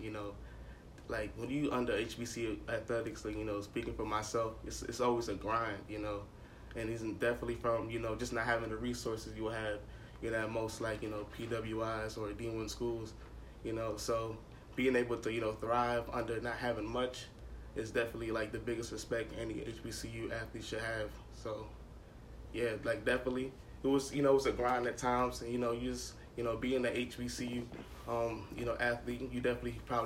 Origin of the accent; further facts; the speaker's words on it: Georgia, United States; moved away as an adult; also born or lived in Virginia; I'm from Georgia